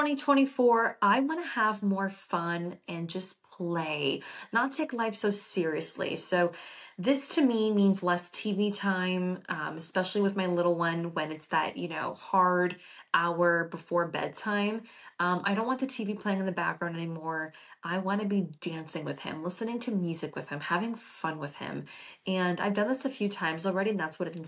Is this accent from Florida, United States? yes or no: yes; Florida, United States; I was born and raised in Florida